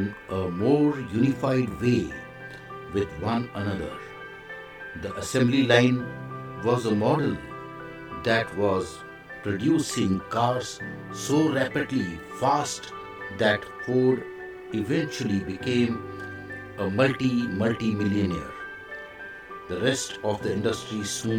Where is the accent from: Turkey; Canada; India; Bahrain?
India; I am the Indian monk.